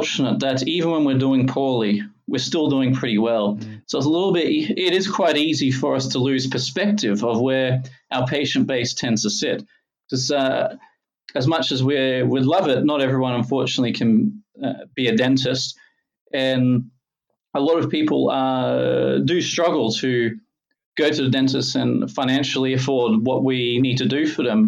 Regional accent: Logan, Queensland, Australia; I grew up in Logan

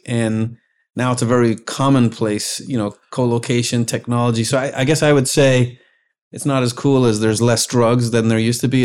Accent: Ireland; moved away as an adult; now in United States; I was from Ireland

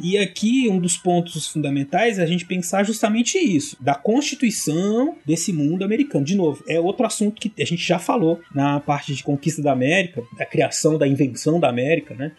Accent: Brazil; eu e o César somos brasileiros

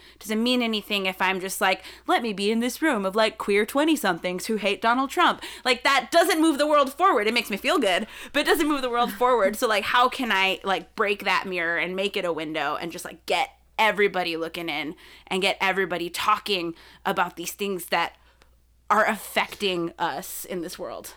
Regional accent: South Texas, United States; I grew up in South Texas, And it, we lived right on the border

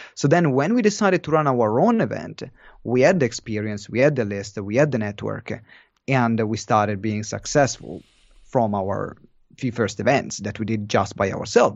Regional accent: Maranello, Emilia-Romagna, Italy; moved away; I'm from Italy, and, uh, the city is in Maranello, which is more of a town

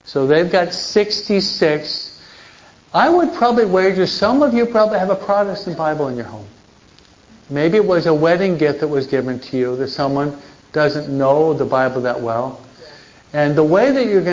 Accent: New York, United States; now in Hawaiian Gardens, United States; At least when I was living in New York

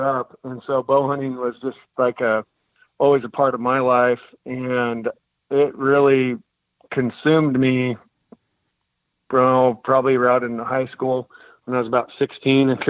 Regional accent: Klamath Falls, Oregon, United States; I grew up in Klamath Falls, Oregon

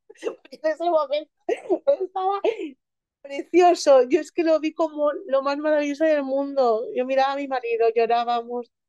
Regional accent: Elche, Valencian Community, Spain; yo soy de Elche

